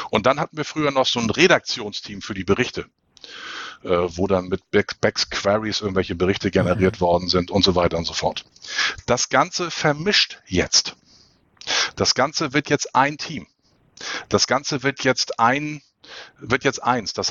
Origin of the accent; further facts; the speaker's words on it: Hamburg, Germany; Ich als Hamburger, ich leide da so ein bisschen drunter.